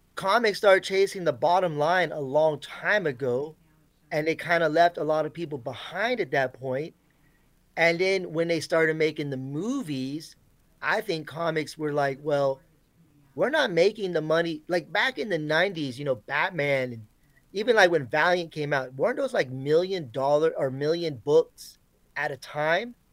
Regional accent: Florida, United States; I grew up in Florida

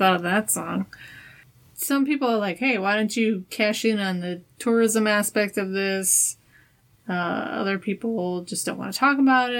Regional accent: Wisconsin, United States; Maybe it's just because I'm from Wisconsin and I've heard about it.

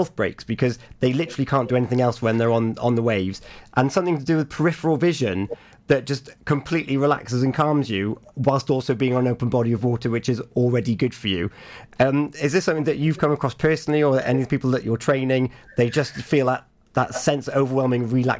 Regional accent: Broad Haven, Wales, United Kingdom; I'm from Broadhaven. I am a self-professed Beach Bum. I grew up in that culture of skate and surf.

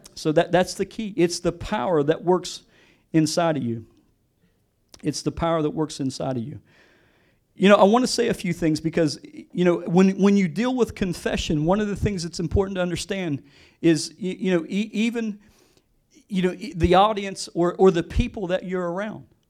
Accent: West Virginia, United States; I'm from West Virginia. I grew up born and raised West Virginia. I grew up in the country.

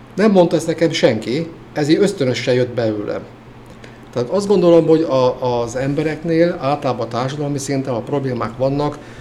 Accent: Hungary; moved away as an adult; also born or lived in Veszprém; én vidéken nőttem fel

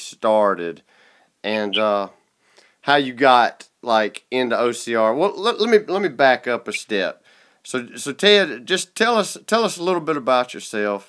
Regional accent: United States; accent: redneck; my redneck accent

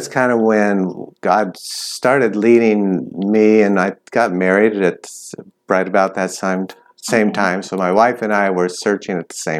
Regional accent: California, United States; now in Thailand; I'm originally from California. We moved a lot. I've lived in a lot of states, actually. But for the last 10 years, we've lived in Thailand.

